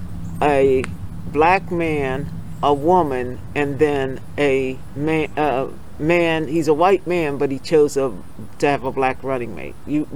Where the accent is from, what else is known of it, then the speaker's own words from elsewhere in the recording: Pennsylvania, United States; I'm from Pennsylvania.